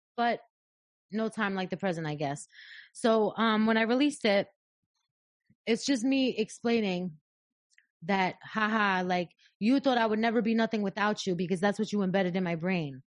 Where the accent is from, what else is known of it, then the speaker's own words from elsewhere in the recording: New York, United States; I'm, I'm from New York, but I don't live here